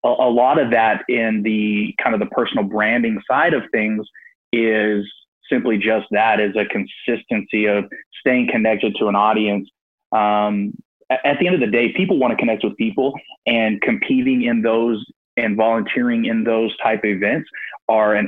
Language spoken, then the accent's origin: English; Northern Texas Panhandle, United States; moved away as an adult; I moved back to where I grew up in the Northern Texas Panhandle